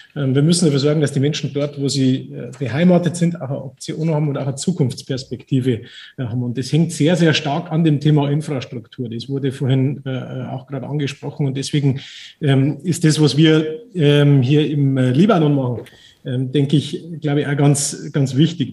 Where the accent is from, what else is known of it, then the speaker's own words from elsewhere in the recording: Germany; now in Lebanon; als, als, als Deutsche